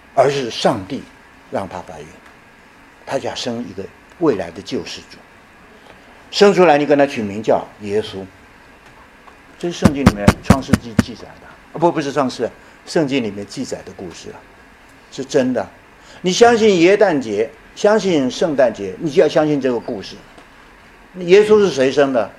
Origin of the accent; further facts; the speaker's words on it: Taiwan; also born or lived in Chenxi, Hunan (birthplace) / Yilan County, Taiwan (secondary school) / Tiantai, Zhejiang (ancestral); 后来我大学毕业以后，当了一年兵，我们台湾人都要当兵啊，年轻人都要当兵啊